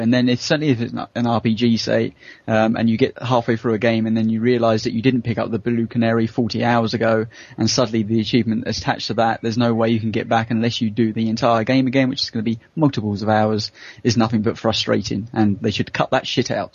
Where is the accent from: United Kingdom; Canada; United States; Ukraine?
United Kingdom; as a Brit